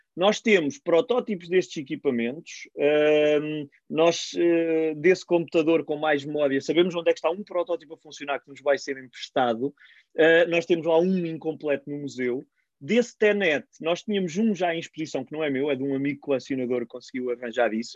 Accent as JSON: {"language": "Portuguese", "town": "Cantanhede", "region": "Centro", "country": "Portugal", "said": "com o município de, de Cantanhede, de onde sou"}